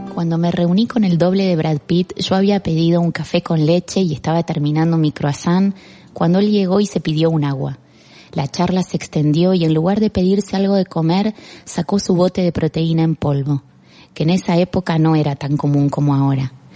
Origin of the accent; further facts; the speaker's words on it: Argentina; moved away as an adult; also born or lived in Barcelona; now in Spain; Me fui de Argentina y empecé de cero